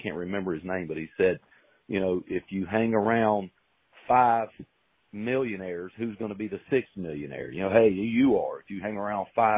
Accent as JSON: {"language": "English", "town": "Hendersonville", "region": "North Carolina", "country": "United States", "tie": "born or raised there", "said": "born and raised in Hendersonville"}